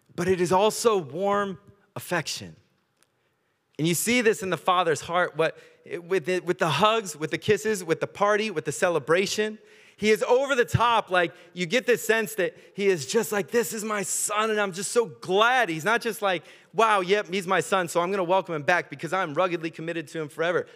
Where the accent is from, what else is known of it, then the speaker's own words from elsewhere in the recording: United States; accent: American; moved away; I grew up in America